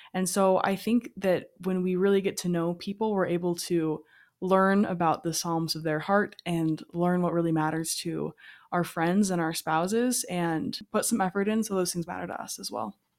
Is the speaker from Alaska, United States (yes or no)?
yes; Alaska, United States; moved away; I grew up in Alaska